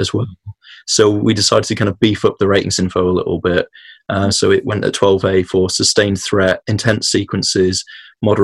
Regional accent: United Kingdom; us as British people

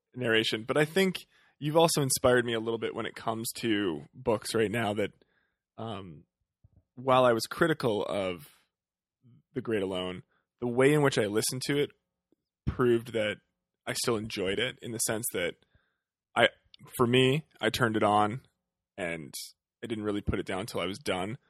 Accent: Western Canada, Canada; growing up in Western Canada

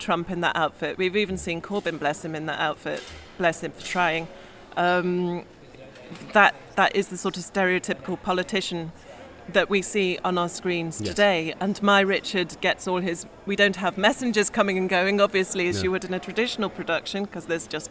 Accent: Staffordshire, West Midlands, United Kingdom; I grew up in Staffordshire

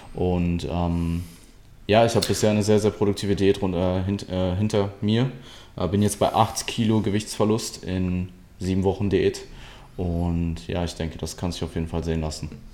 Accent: Essen, North Rhine-Westphalia, Germany; ich komme ursprünglich aus Deutschland, aus Nutrition

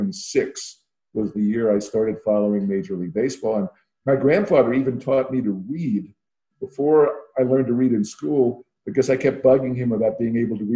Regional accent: New York City, New York, United States; moved away as an adult; I grew up in Brooklyn, and the Dodgers were still there

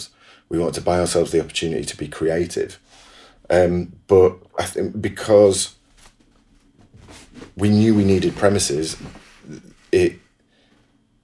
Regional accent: Manchester, North West England, United Kingdom; I'm a Mancunian

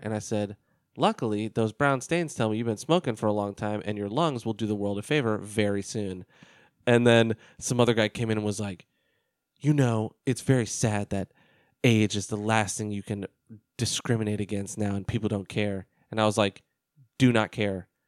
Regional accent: United States; an American

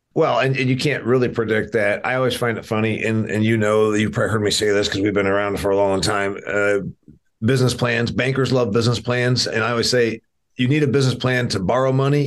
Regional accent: Indiana, United States; my home state of Indiana here. I'm a I'm an Indiana guy

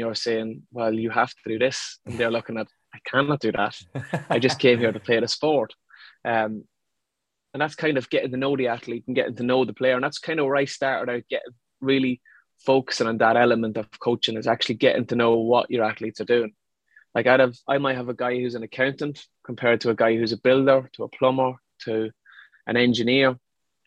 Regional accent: Ireland; moved away as an adult; also born or lived in London; now in Liverpool, United Kingdom; it's kind of an indigenous sport in Ireland. It's kind of what I was brought up playing as well

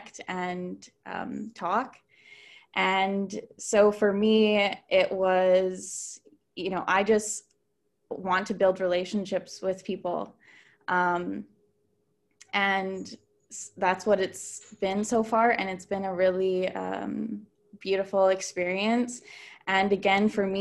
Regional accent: Southeast Saskatchewan, Canada; moved away; I'm from Wiper First Nation in Southeast Saskatchewan.

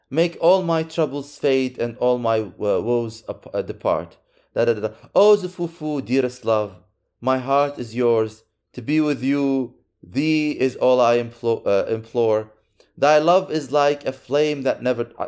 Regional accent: Syria; أنا مش ضد أنا سوري

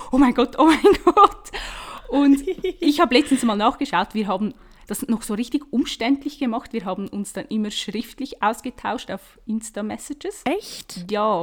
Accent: Switzerland; accent: Swiss dialect; wie man es mir vielleicht auch anhört, ich komme aus der Schweiz

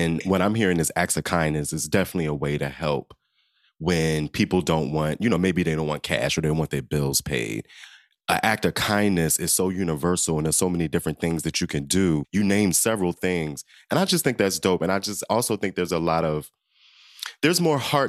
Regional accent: Southern Maryland, United States; a queer little boy, little black boy, growing up in Southern Maryland.

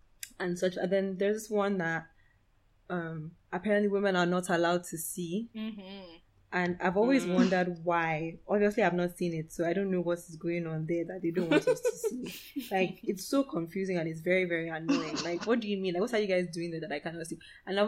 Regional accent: Cross River, Nigeria; I'm from Cross, this is … by the way, I'm from Cross River State, and I know, like, from my experiences going to Calabar every once in a while

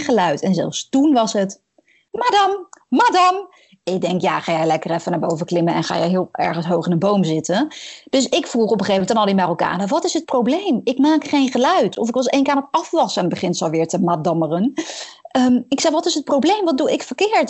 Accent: Netherlands; als Nederlandse

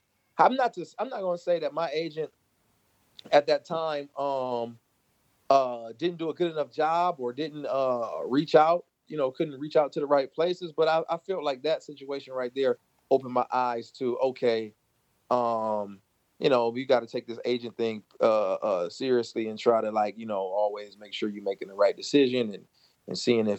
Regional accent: Michigan, United States; he was from Michigan. I was from Michigan.

